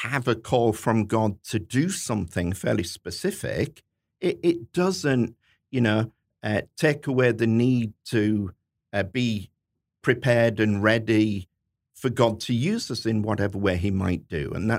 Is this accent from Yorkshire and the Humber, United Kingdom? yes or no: yes; Hull, Yorkshire and the Humber, United Kingdom; which is my hometown